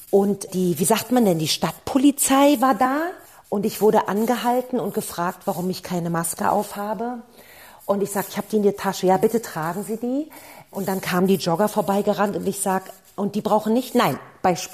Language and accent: German; Berlin, Germany; Ich bin ja aus der ehemaligen äh, DDR, also ich bin in Ostberlin geboren